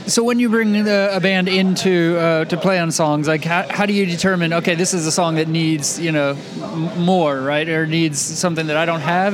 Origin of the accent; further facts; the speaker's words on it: Napa, California, United States; I'm from Napa